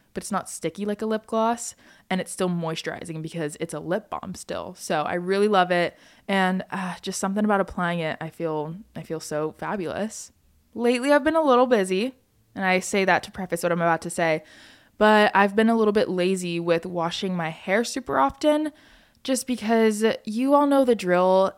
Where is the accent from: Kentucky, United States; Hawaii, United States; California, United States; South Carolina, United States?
Hawaii, United States; growing up in Hawaii